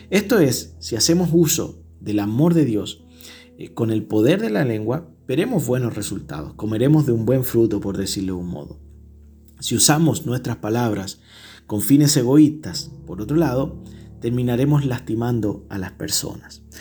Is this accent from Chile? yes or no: yes; Chile; ¿Será porque somos chilenos de una cultura que no es muy buena para hablar?